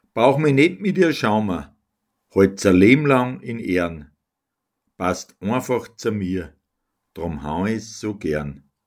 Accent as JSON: {"language": "German", "town": "Altenberg bei Linz", "region": "Upper Austria", "country": "Austria", "said": "Ich komme aus Almberg, dem Balkon von Linz."}